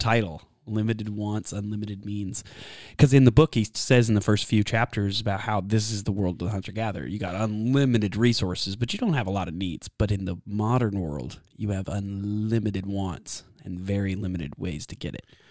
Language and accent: English; Texas, United States; I'm from Texas